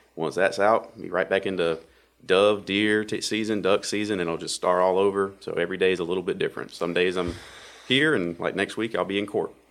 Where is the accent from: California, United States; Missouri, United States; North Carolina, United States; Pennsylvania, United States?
North Carolina, United States; Wake County and Johnston County; I grew up in Wake County, Wake County and Johnson County